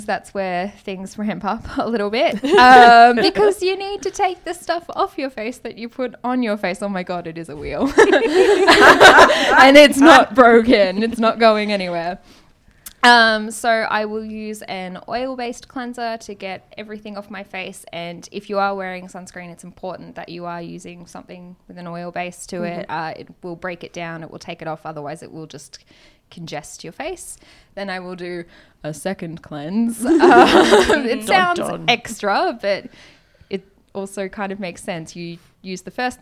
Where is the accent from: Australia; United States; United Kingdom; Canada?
Australia; Gold Coast, Queensland; we're from the Gold Coast